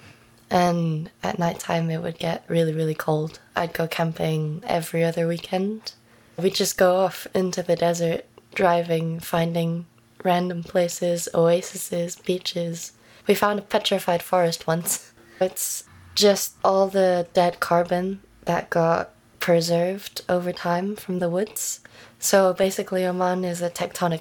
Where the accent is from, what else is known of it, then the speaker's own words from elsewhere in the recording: United Kingdom; also born or lived in Venezuela; It's Venezuelan last name. I'm British.